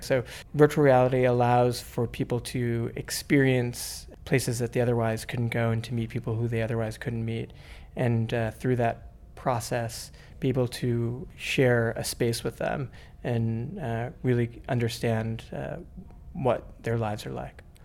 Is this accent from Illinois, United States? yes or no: no; New York, United States; I'm from New York and I'm, um, a physician in New York